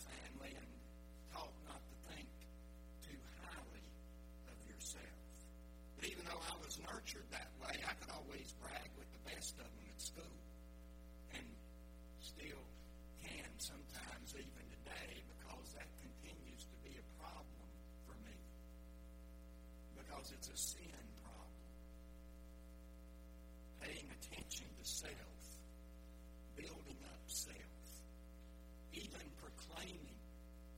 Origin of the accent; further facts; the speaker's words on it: the South, United States; I was raised in the South, and we don't talk exceptionally speedy